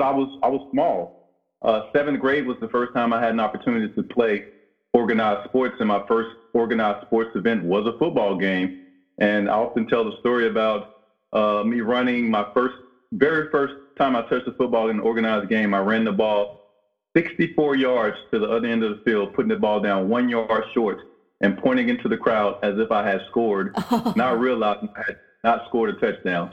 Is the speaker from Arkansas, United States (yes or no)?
yes; Brinkley, Arkansas, United States; moved away; my hometown of Brinkley